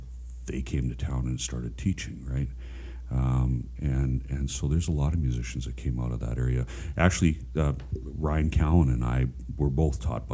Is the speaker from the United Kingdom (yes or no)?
no; Saskatchewan, Canada; I grew up in Saskatchewan.